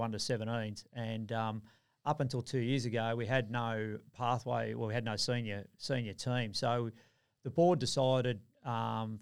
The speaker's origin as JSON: {"language": "English", "town": "Melbourne", "region": "Victoria", "country": "Australia", "tie": "born or raised there", "moved": "as an adult", "lives_now": "Queensland, Australia", "said": "born and bred in Melbourne, moved up here"}